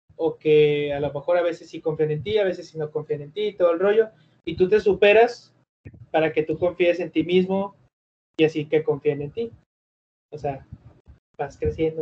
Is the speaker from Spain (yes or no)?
no; Mexico; also born or lived in Monterrey; yo soy mexicano